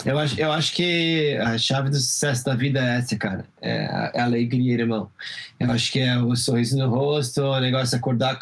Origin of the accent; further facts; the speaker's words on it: Brazil; moved away; mesmo morando fora do Brasil, como brasileiro